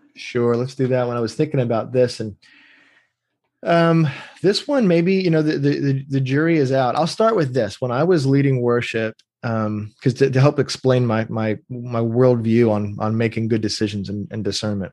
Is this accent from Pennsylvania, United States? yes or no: yes; Pennsylvania, United States; moved away as an adult; also born or lived in North Georgia, United States / Atlanta, Georgia, United States; I grew up in Pennsylvania